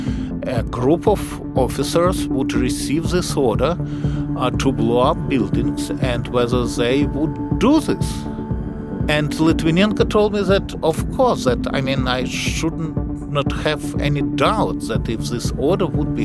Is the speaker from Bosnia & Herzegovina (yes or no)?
no; Russia; now in United States; I was born in Russia, moved to the United States.